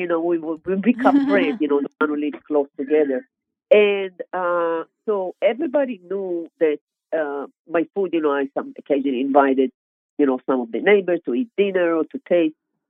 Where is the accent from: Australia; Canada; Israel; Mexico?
Israel; English is a second language; moved away as an adult; now in United States; I am originally born and grown in Israel, state of Israel.